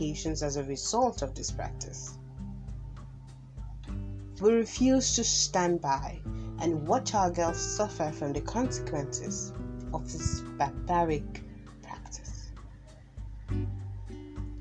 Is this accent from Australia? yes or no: no; Kogi, Nigeria; I am from Kogi State